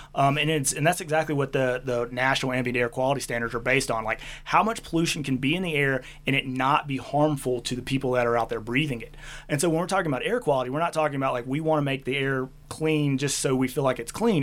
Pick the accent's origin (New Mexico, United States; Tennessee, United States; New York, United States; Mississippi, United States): Mississippi, United States; accent: southern; moved away as an adult; also born or lived in Valdosta, Georgia; now in Boise, United States; if you can hear the uh, southern accent through the radio, it's that's why I'm born and bred in Mississippi